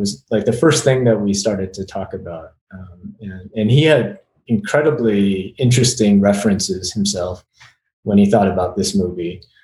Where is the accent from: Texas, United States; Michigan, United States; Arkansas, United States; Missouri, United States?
Arkansas, United States; moved away; my own story growing up in in Arkansas